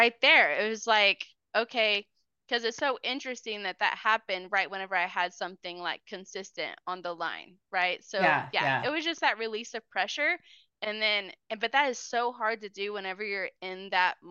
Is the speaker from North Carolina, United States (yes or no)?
no; Oklahoma, United States; also born or lived in Missouri / Moore, Oklahoma / Choctaw, Oklahoma; we moved from Missouri to Oklahoma. I was like in the third grade